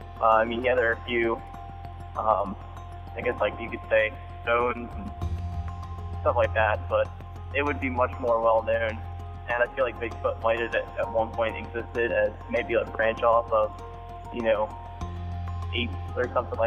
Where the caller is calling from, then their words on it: Delaware, United States; I'm calling from... Sussex County, Delaware.